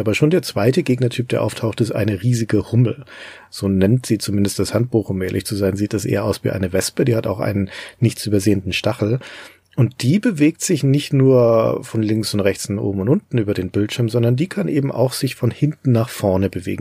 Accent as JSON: {"language": "German", "country": "Germany", "said": "hier bei uns in Deutschland"}